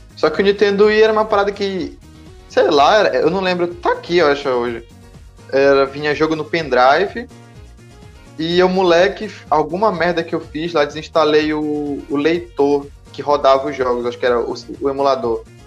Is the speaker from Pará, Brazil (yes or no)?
yes; Pará, Brazil; eu sou do, do Pará